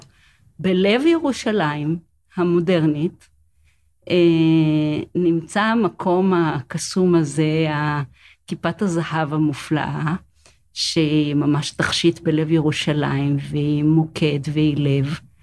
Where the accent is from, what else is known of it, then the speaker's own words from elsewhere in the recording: Jerusalem, Jerusalem District, Israel; אני חיה בירושלים, אני נולדתי בירושלים